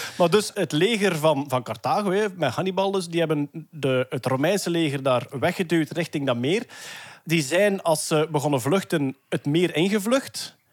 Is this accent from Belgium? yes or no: yes; Flanders, Belgium; als Vlaming van onze of voorgaande generaties